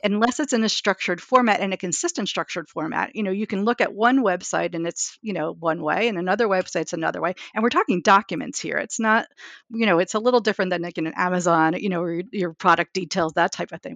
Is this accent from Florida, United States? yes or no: no; New York, United States; I'm a New Yorker